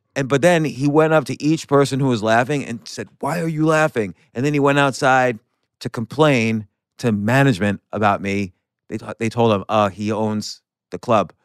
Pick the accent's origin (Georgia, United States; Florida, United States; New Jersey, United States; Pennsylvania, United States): New Jersey, United States; New Jersey suburbs, United States; growing up in the Su-, New Jersey suburbs